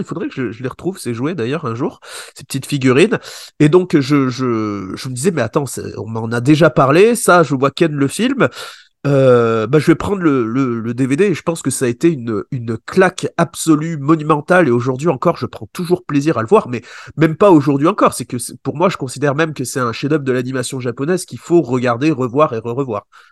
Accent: Échirolles, Auvergne-Rhône-Alpes, France; also born or lived in Grenoble; je suis de Grenoble et j'habite dans une petite ville à côté. Enfin, je suis né dans une petite ville à côté. J'ai vécu là-bas qui s'appelle, ça s'appelle Échirol

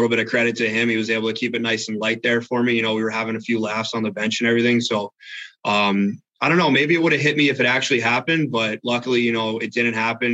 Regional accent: Ocean Township, New Jersey, United States; I grew up in Ocean Township, New Jersey, born and raised on the Jersey Shore

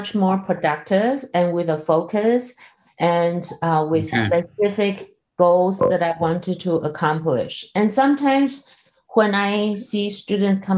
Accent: Taipei, Taiwan; moved away as an adult; also born or lived in Kaohsiung, Taiwan / San Diego, United States / Europe; back in Taipei, where I'm from. So I was born in Kaohsiung, so that's a southern part of Taiwan.

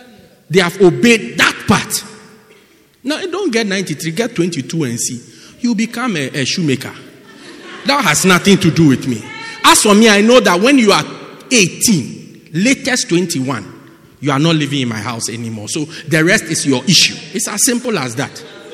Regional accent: England, United Kingdom; born there; So then I was born in England.

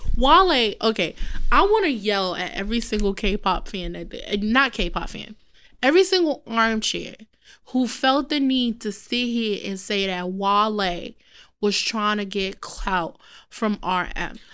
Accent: New York City, New York, United States; also born or lived in Bronx, New York / Peru (heritage); I am a Brooklyn girl

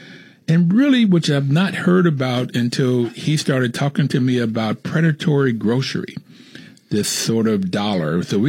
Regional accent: Bluefield, West Virginia, United States; moved away; I grew up in Bluefield, West Virginia, where my father worked on a railroad. My grandfather worked in the mines, and I got my first pair of shoes when I went to the first grade.

